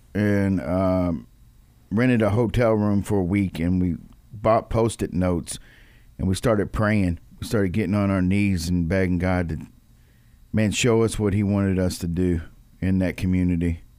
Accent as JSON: {"language": "English", "town": "Louisville", "region": "Kentucky", "country": "United States", "tie": "born or raised there", "said": "I grew up in Louisville my whole life"}